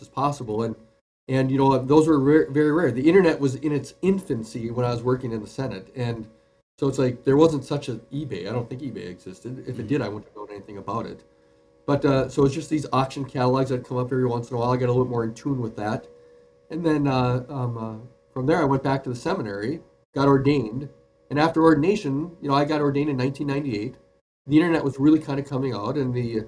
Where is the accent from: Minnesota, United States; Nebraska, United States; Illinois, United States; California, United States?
Minnesota, United States; Duluth; born and raised in Duluth, Minnesota. That's where I still am a pastor right now